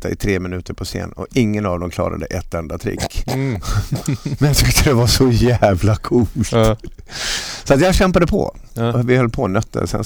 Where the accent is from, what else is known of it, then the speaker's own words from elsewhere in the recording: Falun, Dalarna County, Sweden; hemma i Falun.